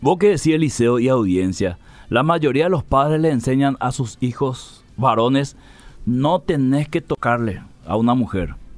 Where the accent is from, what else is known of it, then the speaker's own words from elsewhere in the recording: Lambaré, Central, Paraguay; Yo soy acá de Lambaré